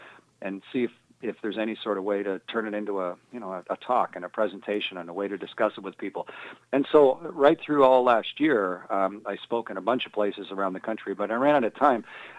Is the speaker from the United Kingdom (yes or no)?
no; Canada; moved away as an adult; also born or lived in Russia / United States; especially as a Canadian who's left the planet and been around it on three different space flights